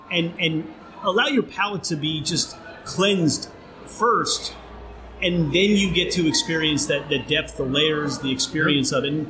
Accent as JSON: {"language": "English", "region": "California", "country": "United States", "tie": "born or raised there", "lives_now": "Brooklyn, United States", "said": "If you go back to that, you know, growing up in Southern California"}